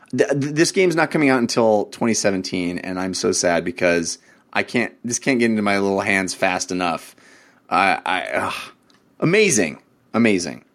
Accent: Bay Area, California, United States; I grew up in the Bay Area.

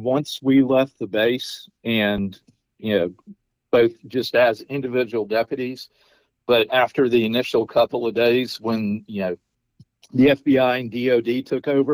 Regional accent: Pensacola, Florida, United States; I'm from Pensacola. My dad's retired Navy, and I mean, we've always had foreign flight students here.

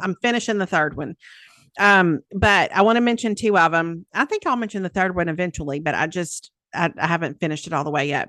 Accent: the South, United States; accent: Southern

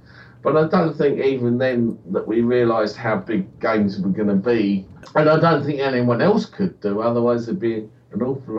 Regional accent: United Kingdom; And we're British, so therefore let's make a history book.

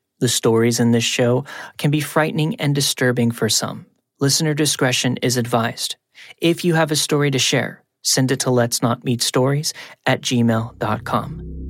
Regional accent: Virginia, United States; moved away as an adult; I felt like I was finally living the independent college girl life, states away from my hometown in Virginia.

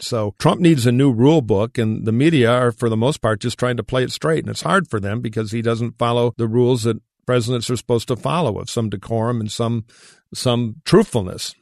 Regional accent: Detroit, Michigan, United States; my hometown of Detroit

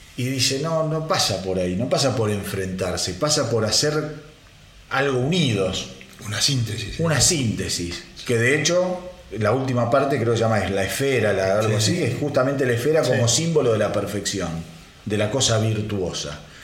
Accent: Argentina; Como argentino

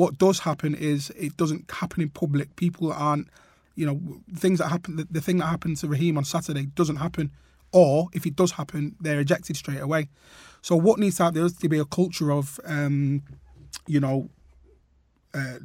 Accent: Trafford, North West England, United Kingdom; playing for my town team, Trafford Boys

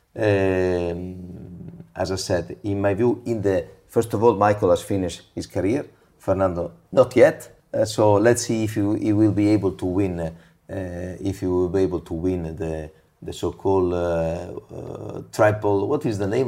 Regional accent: Imola, Emilia-Romagna, Italy; now in Monza, Italy; I was born in Imola, my wife was born in Monza, and we live basically in the park of Monza

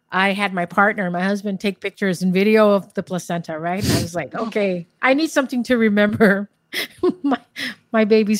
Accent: Guam; Born and raised in Guam in the Marianas.

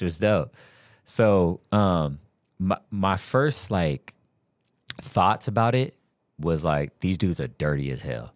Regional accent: California, United States; moved away; I'm from California

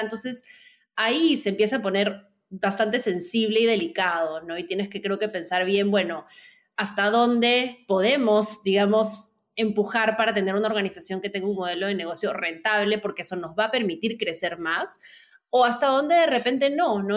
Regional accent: Peru; moved away as an adult; also born or lived in New York; now in Lima, Peru; soy de Perú, pero viví, viví varios años fuera, iba como por mi, noveno año fuera de Perú y quería regresar

